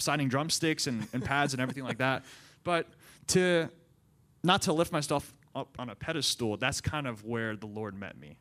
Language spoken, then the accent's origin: English; Central Maryland, United States; moved away; I grew up in Central Maryland for about, um, twenty-one years of my life, went to public school.